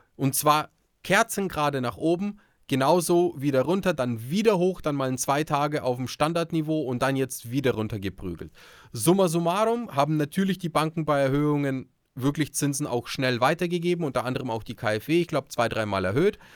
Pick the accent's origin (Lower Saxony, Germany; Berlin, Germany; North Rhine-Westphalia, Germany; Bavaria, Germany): Bavaria, Germany; bei uns in Bayern